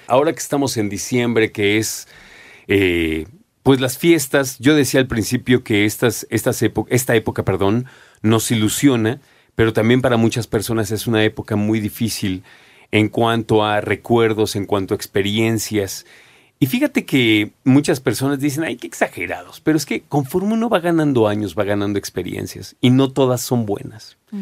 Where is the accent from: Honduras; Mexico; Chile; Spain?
Mexico; como mexicanos